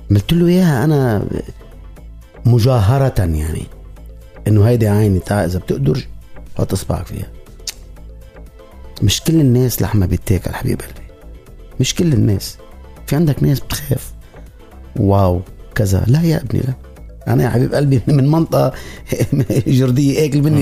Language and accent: Arabic; Syria; يعني انا آه سوري